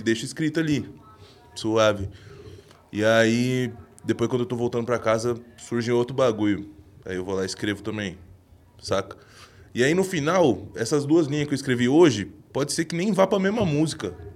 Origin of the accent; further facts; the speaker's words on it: Jundiaí, São Paulo, Brazil; now in São Paulo, Brazil; lá da minha vila, de onde eu morava, lá em Jundiaí